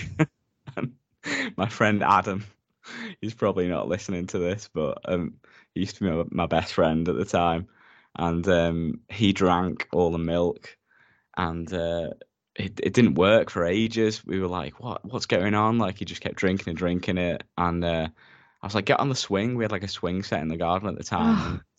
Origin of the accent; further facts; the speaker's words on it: United Kingdom; we're British